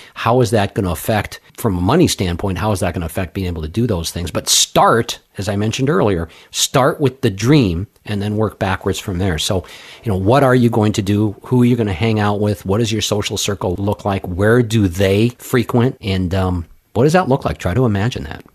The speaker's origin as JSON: {"language": "English", "town": "Los Angeles", "region": "California", "country": "United States", "tie": "born or raised there", "moved": "yes", "lives_now": "Hartford, United States", "said": "I grew up out in Los Angeles"}